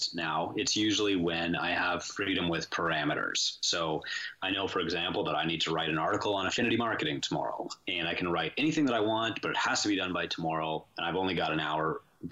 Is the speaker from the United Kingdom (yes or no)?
no; St. Joseph Island, Ontario, Canada; also born or lived in Sault Ste. Marie, Ontario; I was born Sault Ste. Marie, Ontario. We're in kind of northern Canada, and I spent my childhood on an island called St. Joseph Island